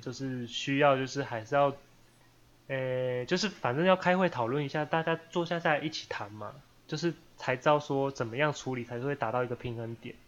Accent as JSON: {"language": "Chinese", "country": "Taiwan", "said": "我生活在台湾，然后我身为一个台湾人，我蛮骄傲的"}